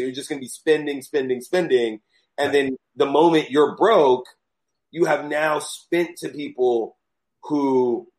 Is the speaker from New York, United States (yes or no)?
yes; New York, United States; also born or lived in Los Angeles / Atlanta; I was born in New York, left New York to go to school, traveled, came back to New York